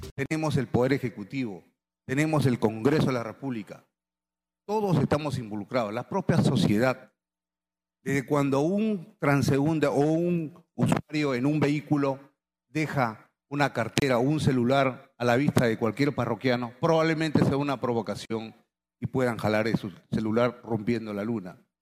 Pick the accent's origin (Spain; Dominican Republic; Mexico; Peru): Peru; Esta es mi tierra, así es mi Perú.